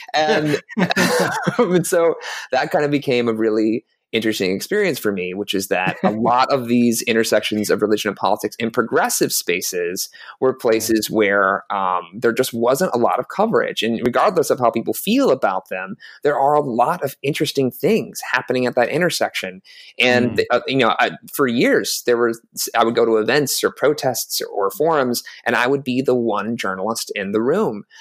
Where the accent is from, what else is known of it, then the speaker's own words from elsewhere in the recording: South Carolina, United States; i grew up in the American Southeast. I'm originally from South Carolina